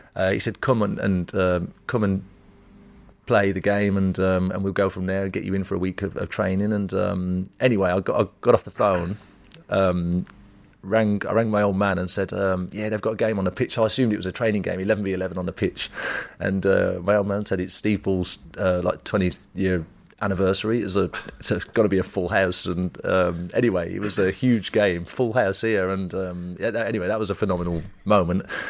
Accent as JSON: {"language": "English", "town": "Wolverhampton", "region": "West Midlands", "country": "United Kingdom", "tie": "born or raised there"}